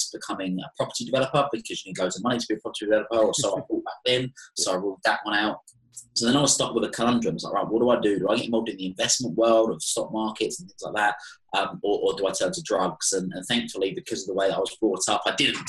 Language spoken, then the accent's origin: English; Chelmsford, East of England, United Kingdom; accent: Essex twang; also born or lived in Europe / South Africa; I have a very typical Essex accent